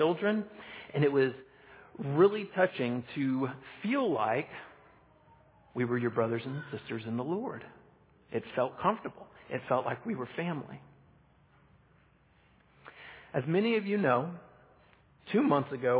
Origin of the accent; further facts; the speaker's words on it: Texas, United States; moved away; Back in my home country of Texas, I grew up in a really small town